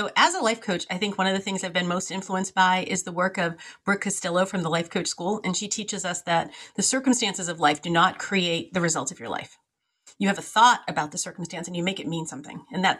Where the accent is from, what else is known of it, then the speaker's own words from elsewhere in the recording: Lowell, Massachusetts, United States; I grew up in Lowell, where it's a little town or city in Massachusetts.